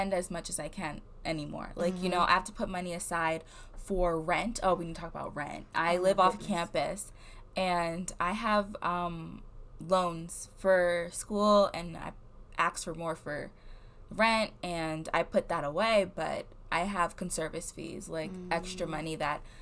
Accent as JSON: {"language": "English", "region": "New Jersey", "country": "United States", "moved": "yes", "said": "I'm from New Jersey"}